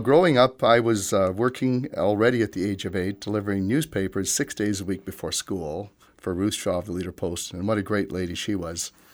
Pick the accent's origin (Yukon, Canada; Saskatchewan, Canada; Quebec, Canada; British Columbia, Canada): Saskatchewan, Canada; Yorkton; I was born in Yorkton along with my siblings. I was raised here and received all my education here as well.